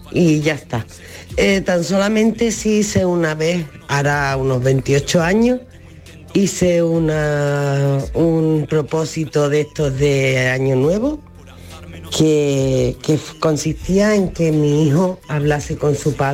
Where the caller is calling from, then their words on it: Málaga, Andalusia, Spain; de Málaga.